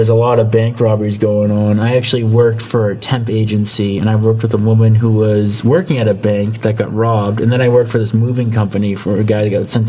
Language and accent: English; Boston, Massachusetts, United States; I am from Boston, Massachusetts, originally.